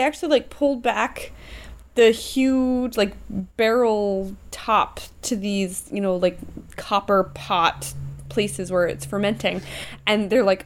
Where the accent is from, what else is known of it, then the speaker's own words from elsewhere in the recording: United States; I'm American